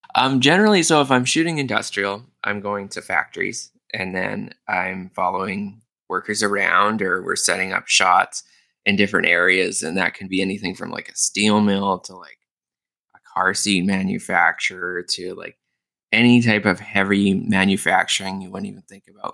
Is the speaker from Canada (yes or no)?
yes; Winnipeg, Manitoba, Canada; now in Toronto, Canada; I'm from Winnipeg originally